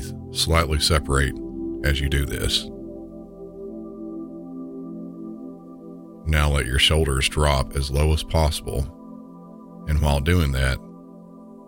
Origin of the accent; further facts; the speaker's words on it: the South, United States; accent: southern; my normal southern accent